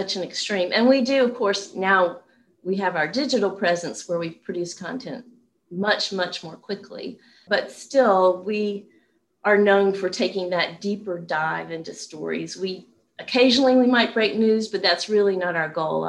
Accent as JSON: {"language": "English", "town": "Knoxville", "region": "Tennessee", "country": "United States", "tie": "born or raised there", "moved": "yes", "lives_now": "Atlanta, United States", "said": "when I was growing up in Knoxville, Tennessee"}